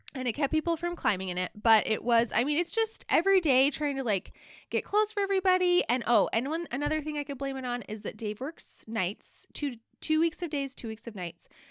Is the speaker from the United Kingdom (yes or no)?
no; Alaska, United States; also born or lived in Utah; we live in Alaska, like, we're from Alaska, but all of us went to college at, at B Y U in Utah